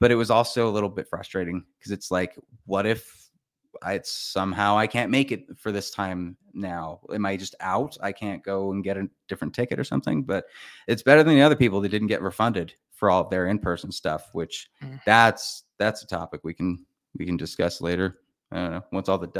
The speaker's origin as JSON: {"language": "English", "town": "St. George", "region": "Utah", "country": "United States", "said": "I did that, I'm from St. George."}